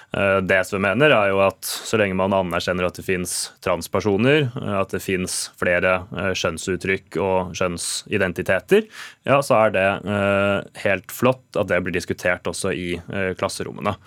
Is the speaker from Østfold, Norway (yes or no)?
yes; Sarpsborg, Østfold, Norway; min hjemby Sarpsborg